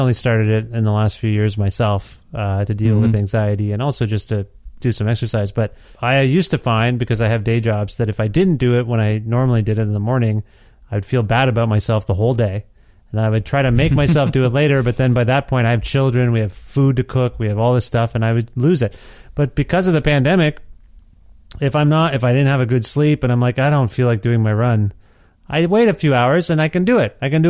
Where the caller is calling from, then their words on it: Ontario, Canada; moved away as an adult; because I'm calling you from Edmonton, Alberta, where my family and I moved last January of 2020. And then the world collapsed. So sorry, I blame us for moving from Ontario.